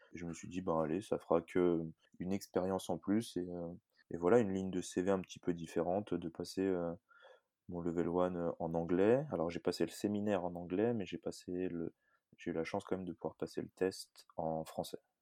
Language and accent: French; Annecy, Auvergne-Rhône-Alpes, France; moved away as an adult; now in New Zealand; je viens d'Annecy. J'ai passé la majeure partie de mon temps à Annecy et depuis maintenant un petit peu moins d'un an, je suis en Nouvelle-Zélande